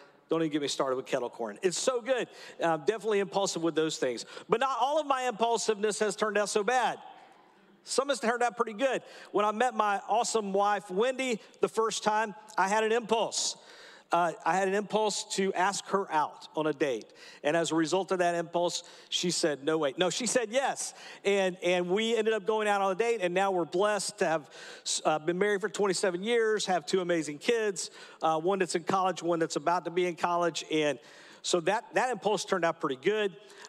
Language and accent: English; Georgia, United States; I'm here from Atlanta, sort of the Atlanta area, but I grew up at a little town about 20 miles north of here